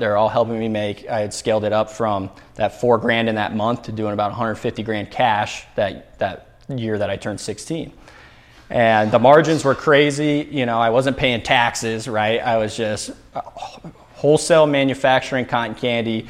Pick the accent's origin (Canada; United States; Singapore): United States; Albuquerque, New Mexico; now in Arizona, United States; I grew up in Albuquerque, New Mexico